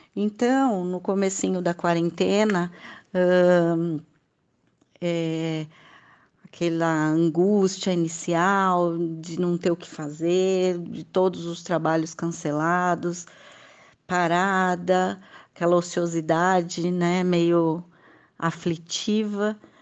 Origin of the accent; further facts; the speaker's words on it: Mogi das Cruzes, São Paulo, Brazil; sou de Mogi das Cruzes, São Paulo